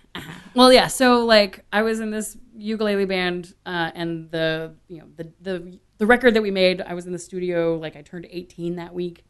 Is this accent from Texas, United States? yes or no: yes; Austin, Texas, United States; also born or lived in Washington, D.C.; grew up in Austin